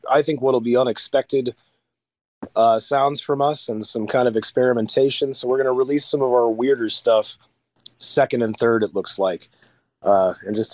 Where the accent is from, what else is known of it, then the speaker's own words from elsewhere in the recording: near Peoria, Illinois, United States; I'm from the Midwest. I'm from not too far from Peoria, Illinois